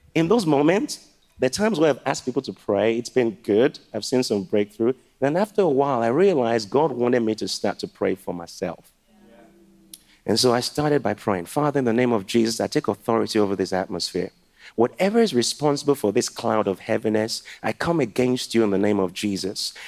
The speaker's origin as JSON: {"language": "English", "country": "Liberia", "tie": "born or raised there", "moved": "yes", "lives_now": "Manchester, United Kingdom", "said": "my mom is from Ghana, and I was born in Liberia."}